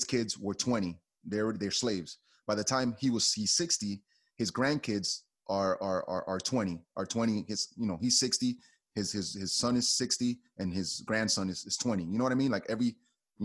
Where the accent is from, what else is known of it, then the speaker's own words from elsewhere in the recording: Hoboken, New Jersey, United States; I grew up in the Hoboken projects with my aunt.